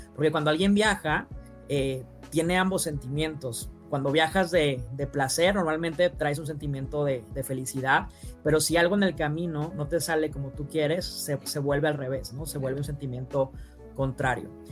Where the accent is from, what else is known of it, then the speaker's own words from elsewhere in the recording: Sonora, Mexico; yo soy de Sonora